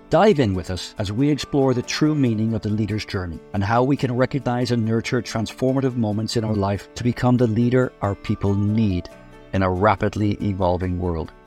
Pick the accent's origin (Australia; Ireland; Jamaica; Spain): Ireland; moved away as an adult; now in United States; I grew up in Ireland, the son of a publican